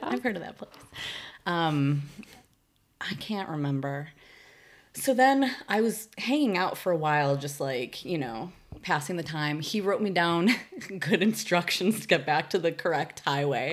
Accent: Chicago, Illinois, United States; now in San Francisco Bay Area, United States; grew up in West Rogers Park

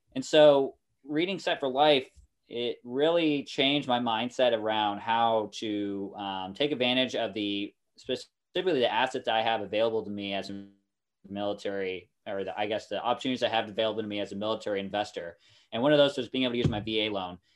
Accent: Kansas City, Kansas, United States; moved away as an adult; also born or lived in Norfolk; now in Japan; I'm from Kansas City, uh, that area originally. Uh, my family now lives on the, uh, Kansas side, however, and that's where I went to high school

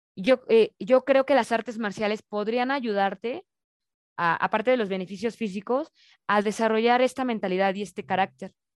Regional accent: Mexico; como mexicanos más bien, nos dicen

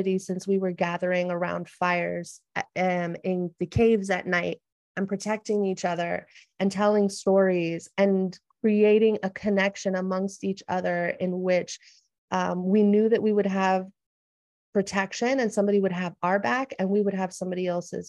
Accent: United States; moved away as an adult; also born or lived in San Diego; my own culture growing up in the United States

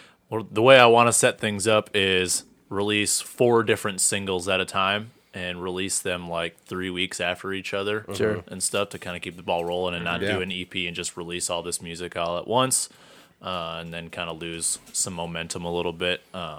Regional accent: Wisconsin, United States; From the Wisconsin.

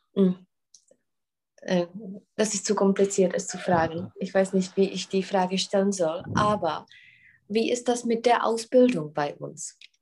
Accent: Czechia; bei uns in Tschechien

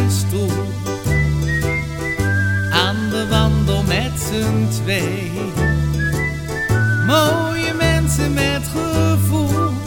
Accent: Groningen, Netherlands; accent: Groningen; En ik woon, zoals je misschien wel aan mijn accent kunt horen, in eh, Groningen, in Zuidhorn.

